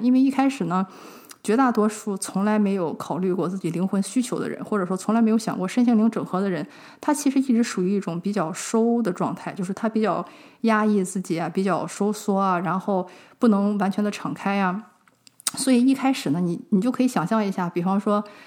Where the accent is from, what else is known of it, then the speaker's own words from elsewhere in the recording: China; 我们中国人这个问题非常地严重